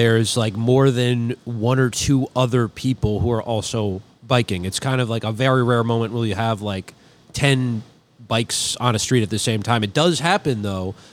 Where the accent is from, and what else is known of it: St. Paul, Minnesota, United States; born or raised there; moved away